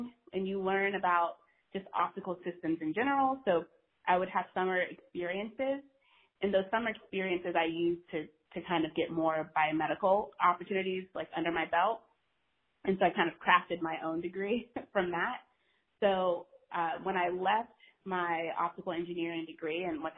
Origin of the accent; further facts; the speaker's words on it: North Carolina, United States; moved away as an adult; also born or lived in Norfolk, Virginia / Maryland; I grew up in North Carolina